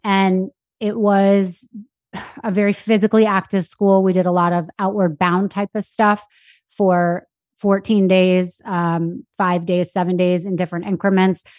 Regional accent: New York City, New York, United States; born or raised there; also born or lived in Anchorage, Alaska

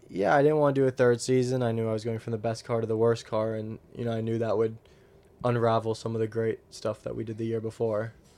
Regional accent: United States; moved away

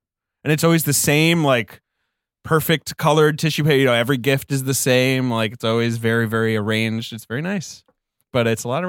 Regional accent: England, United Kingdom; moved away as an adult; Paul doesn't know that I grew up in England. I spent most of my young life in England. I moved there when I was 9.

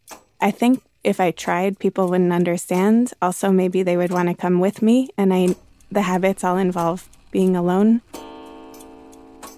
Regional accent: New York, United States; as a New Yorker

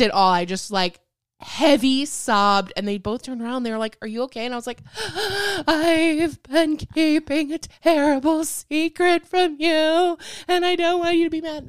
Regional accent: Lake Michigan, Midwest, United States; I grew up on Lake Michigan

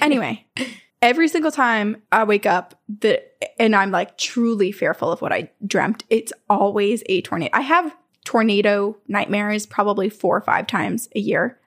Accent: Vermont, United States; this really reminds me of growing up in Vermont. This looks like my childhood in Vermont

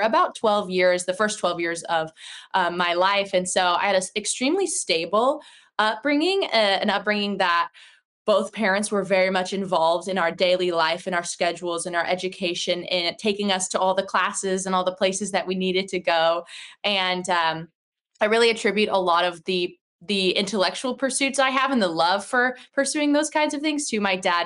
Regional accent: Houston, Texas, United States; I was born in Houston, like in the city. And when I was like maybe three years old, my parents moved out to the outskirts of Houston.

